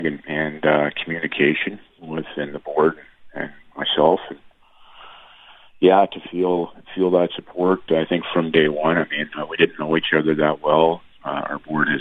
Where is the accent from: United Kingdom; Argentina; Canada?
Canada; Steinbach, Manitoba; moved away as an adult; to do this in my hometown